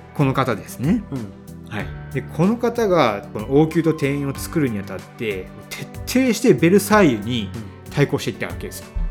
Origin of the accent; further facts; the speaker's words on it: Hiroshima, Japan; 僕はあの広島県出身で